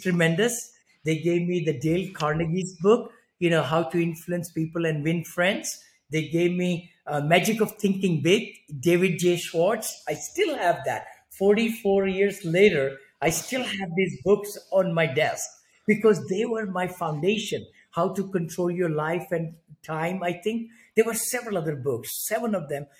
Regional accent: India; moved away as an adult; also born or lived in San Francisco area, United States; now in San Francisco, United States; I'm from India originally. I grew up there in a very small one bedroom apartment

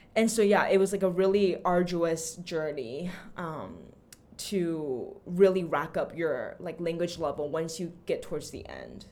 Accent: Austin, Texas, United States; also born or lived in Taichung, Taiwan / Paris, France / Meknes, Morocco; I actually grew up in Taichung until I was seven years old. And then ever since I was seven, I lived in Austin, Texas, and did all my formal and higher education

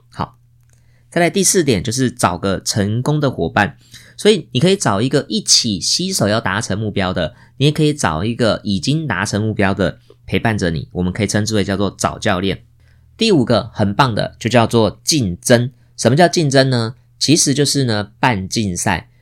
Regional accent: Taiwan; 我们现在出生在台湾这个美丽的地方

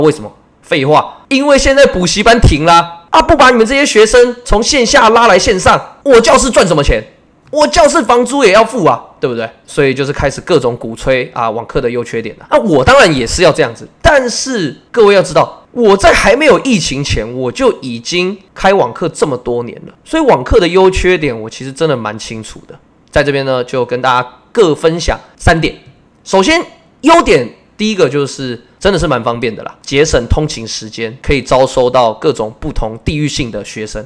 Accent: Taiwan; 我是台湾的维持老师

